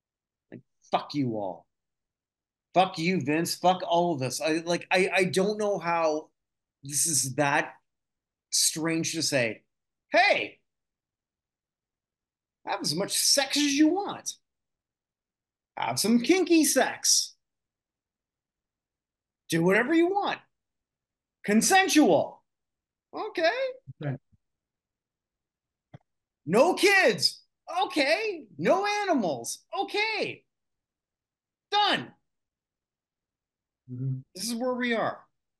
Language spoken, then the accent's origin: English; Canada; also born or lived in Barbados; This is an embarrassment for me personally, as a Canadian. And I say this as someone who has lived in a lot of places. I got the pleasure of coming back to Canada after living in Barbados.